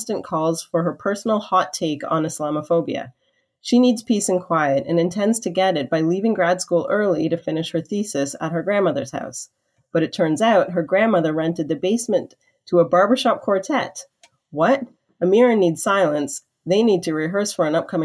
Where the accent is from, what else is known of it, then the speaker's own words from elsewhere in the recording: Canada; I'm Canadian